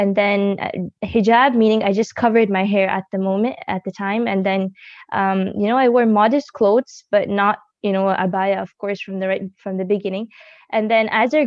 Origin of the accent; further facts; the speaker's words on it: Buffalo, New York, United States; also born or lived in Dallas, Texas; initially, I was born in Dallas, Texas, and then we moved to New York because of the good environment there in Buffalo.